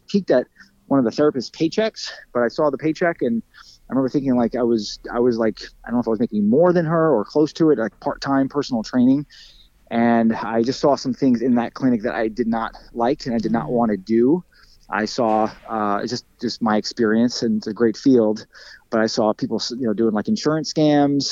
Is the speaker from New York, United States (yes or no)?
yes; Lindenhurst, New York, United States; I've never moved. So I was born in Lindenhurst, New York, which is where I still live